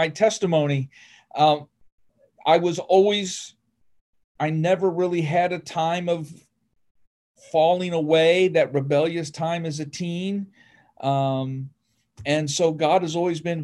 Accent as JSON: {"language": "English", "region": "Northern Ohio", "country": "United States", "tie": "born or raised there", "moved": "yes", "said": "I grew up in Ohio, Northern Ohio"}